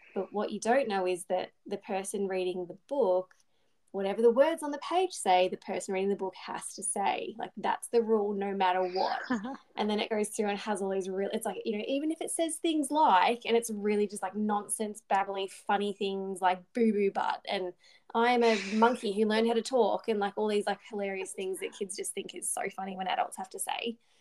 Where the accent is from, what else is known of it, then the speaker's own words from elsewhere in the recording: Bendigo, Victoria, Australia; my hometown of Bendigo